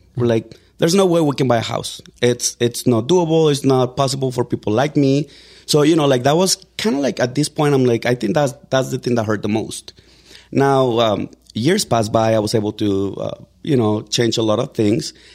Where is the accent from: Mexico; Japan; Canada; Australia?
Mexico; English is a second language; now in Denver, United States; I was born in Mexico. I got here on September of two thousand and three.